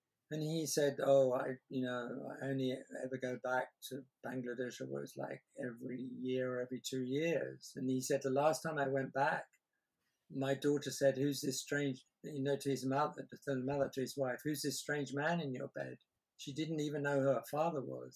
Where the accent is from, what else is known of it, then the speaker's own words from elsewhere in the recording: England, United Kingdom; I'm English